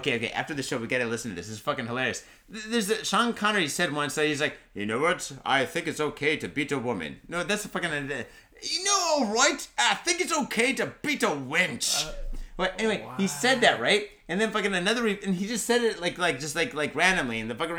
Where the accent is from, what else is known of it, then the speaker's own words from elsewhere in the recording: Mitaka, Tokyo, Japan; I grew up in the Mitaka streets. Mitaka's a nice area.